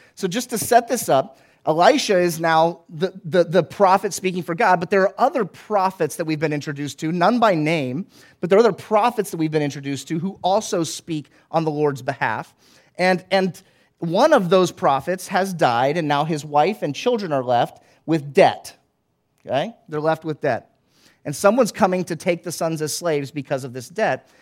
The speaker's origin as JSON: {"language": "English", "region": "Florida", "country": "United States", "tie": "born or raised there", "said": "I grew up in Florida"}